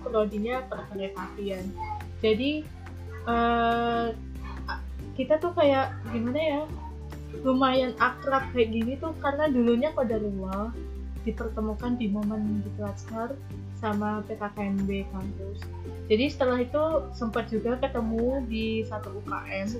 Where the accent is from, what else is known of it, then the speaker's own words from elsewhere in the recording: Batam, Riau Islands, Indonesia; moved away as an adult; now in Madiun, Indonesia; aku tuh bukan asli orang Jawa karena aku aslinya orang Batam